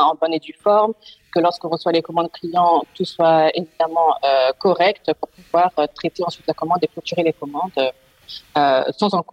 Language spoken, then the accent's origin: French; France; now in Netherlands; Euh, donc … je suis française, mais je vis aux Pays-Bas depuis maintenant plus de trois ans.